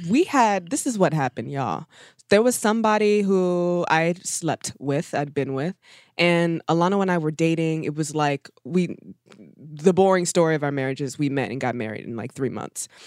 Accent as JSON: {"language": "English", "town": "Baltimore", "region": "Maryland", "country": "United States", "said": "I'm from Baltimore, relatively bougie."}